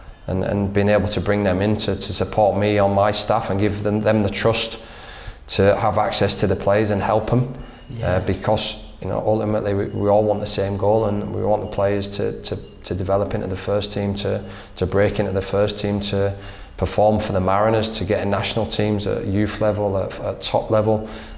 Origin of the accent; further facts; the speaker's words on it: England, United Kingdom; I come from England where winning the league is the most important thing